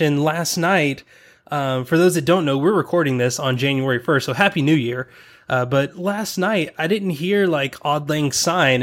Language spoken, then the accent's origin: English; the South, United States; accent: Southern; because I'm from the South, whenever I get around people from the South, my Southern accent comes out.